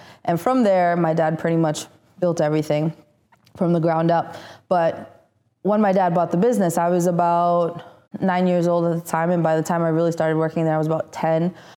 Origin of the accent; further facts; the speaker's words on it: Italy; English is a second language; also born or lived in Tirana, Albania; So pretty much I was born in Tirana, Albania. I moved to Italy when I was 6 months old. And from there, I went to school in the Vatican.